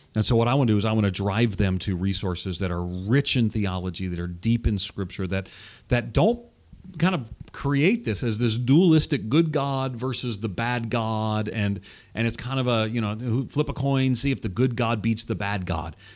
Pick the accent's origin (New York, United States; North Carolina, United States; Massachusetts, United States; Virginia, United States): New York, United States; Long Island; now in Tennessee, United States; I'm from New York, Long Island, born and reared outside of New York City, but I live in Tennessee now